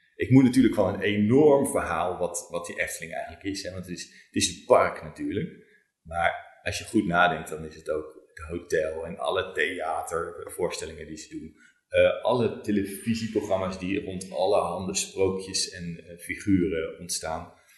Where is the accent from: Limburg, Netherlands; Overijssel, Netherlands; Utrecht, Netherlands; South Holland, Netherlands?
Overijssel, Netherlands; Zwolle; moved away; also born or lived in Groningen; Ik kom helemaal niet uit Brabant. Ik oh. kom uit Zwolle en ik heb in Groningen gestudeerd.